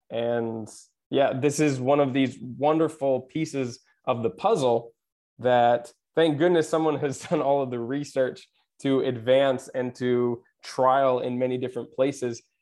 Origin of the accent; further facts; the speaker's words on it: Japan; also born or lived in Pacific Northwest, United States; now in Mediterranean; I I grew up in Japan and I remember some of the forestry traditions from there.